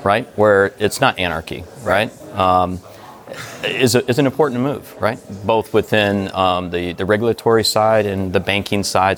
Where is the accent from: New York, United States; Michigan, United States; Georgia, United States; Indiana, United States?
Michigan, United States; Detroit; moved away; I'm from Detroit originally, right. so we're U.S. boys.